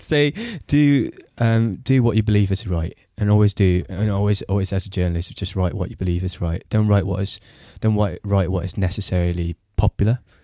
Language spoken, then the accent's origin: English; Singapore; moved away as an adult; also born or lived in Britain; now in United Kingdom; I grew up in Singapore